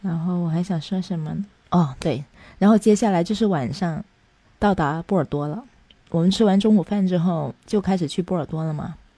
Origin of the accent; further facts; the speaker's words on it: China; 我们中国人所理解的米其林的餐厅的东西